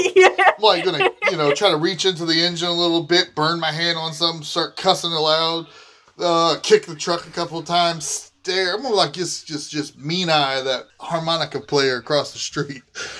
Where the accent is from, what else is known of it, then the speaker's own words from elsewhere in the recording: Texas, United States; Got to be orange because I'm from Texas.